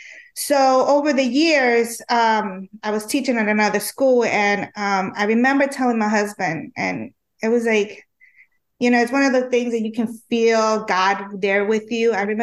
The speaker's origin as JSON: {"language": "English", "town": "Philadelphia", "region": "Pennsylvania", "country": "United States", "tie": "born or raised there", "also_born_or_lived": "Chile", "said": "I was born in Chile, and I came to the U.S. when I was 4 years old, and I was I was raised in Philly, and one of the things that I went to Catholic school, and I went to St. Bonaventure Catholic School in Germantown Ave in Philadelphia"}